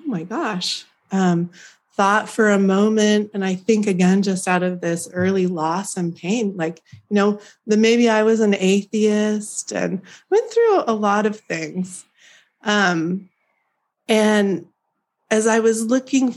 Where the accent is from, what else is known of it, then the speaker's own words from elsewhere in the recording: Oregon, United States; also born or lived in California; I grew up in the mountains of Oregon